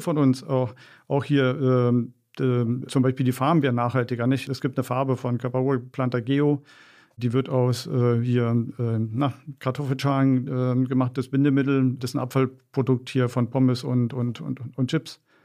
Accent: Berlin, Germany; ich bin in Wedding groß geworden

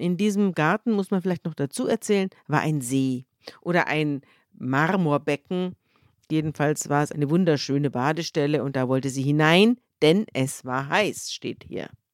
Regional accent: Germany; bei uns in Deutschland

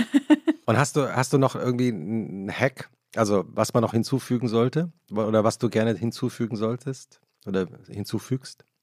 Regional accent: Butzbach, Hesse, Germany; Ich bin ja ähm äh, in Butzbach zur Schule gegangen

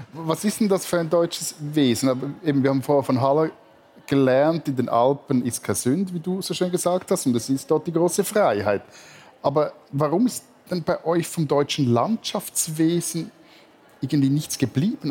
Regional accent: Stäfa, Zurich, Switzerland; im Ort, wo ich aufgewachsen bin

